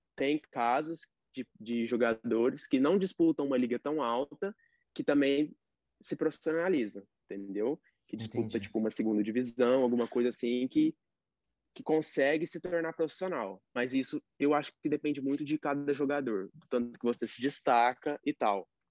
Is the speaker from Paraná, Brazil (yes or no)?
no; Uberaba, Minas Gerais, Brazil; now in United States; eu sou de Uberaba